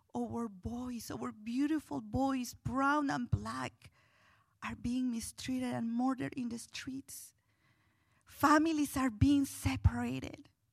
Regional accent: Guatemala City, Guatemala Department, Guatemala; moved away as an adult; now in Louisville, United States; growing up in Guatemala City, in what we would consider here a ghetto.

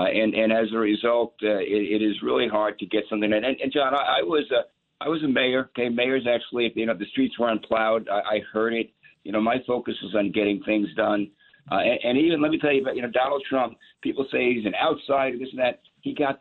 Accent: New York City, New York, United States; I grew up in Brooklyn, New York

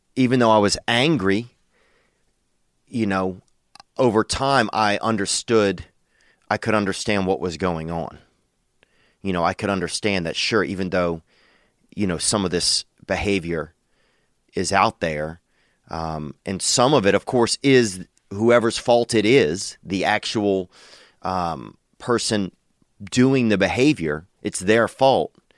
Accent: Louisiana, United States; moved away as an adult; now in Los Angeles, United States; I love Louisiana. I love my home state

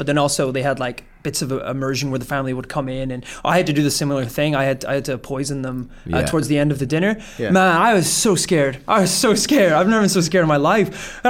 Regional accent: Savannah, Georgia, United States; I'm from Savannah.

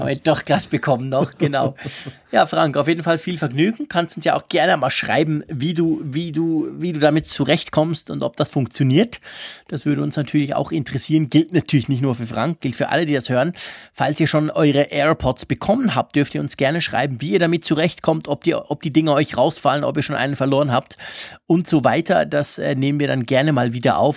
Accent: Switzerland; ich bin ja Schweizer, ich kann auch kein Deutsch

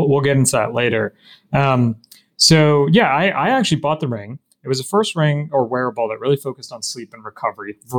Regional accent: New Jersey, United States; also born or lived in Michigan; I grew up in New Jersey.

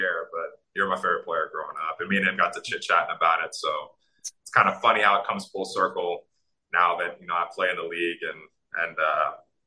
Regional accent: Louisville, Kentucky, United States; I grew up in Louisville, Kentucky

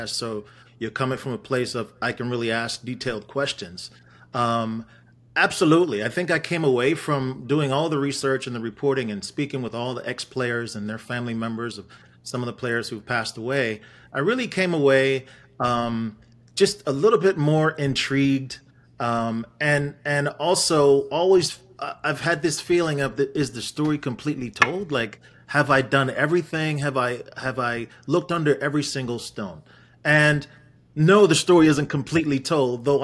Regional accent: Wolverhampton, West Midlands, United Kingdom; born there; So I was born in England in Wolverhampton.

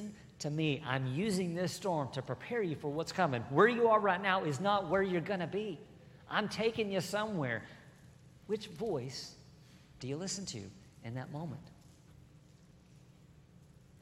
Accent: Burleson, Texas, United States; I grew up here in Burleson, and I was a country boy

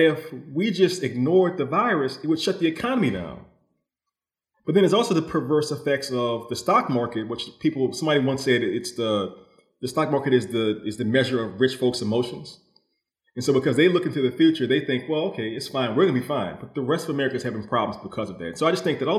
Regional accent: New Orleans, Louisiana, United States; I come from New Orleans, which is a very optimistic place

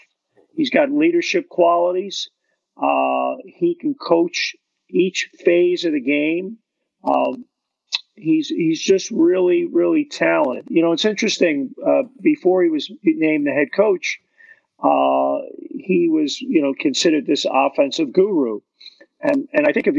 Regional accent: New York City, New York, United States; now in Toronto, Canada; As a guy who grew up in Brooklyn

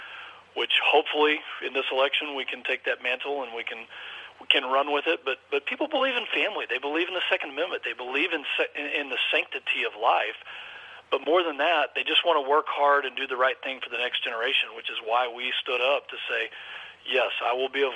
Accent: Texas, United States; I am a Texan, seventh generation, grew up in a ranching family

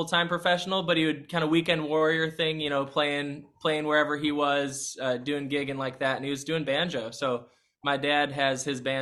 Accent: Vernon Hills, Illinois, United States; now in Nashville, United States; I'm from Vernon Hills, so Chicago land

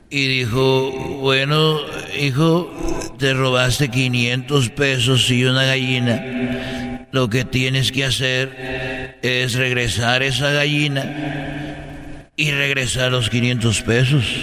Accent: Guadalajara, Jalisco, Mexico; la catedral de, de, de ahí de Huentitán, porque yo soy de Huentitán.

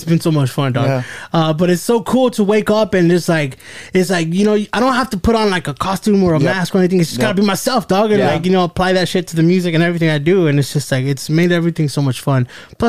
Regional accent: United States; I grew up here in the States and, you know, I do, you know, I went to school. I spoke English at school.

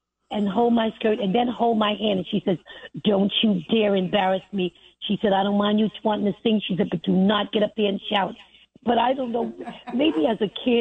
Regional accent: New York City, New York, United States; I grew up in Brooklyn, Bed-Stuyvesant.

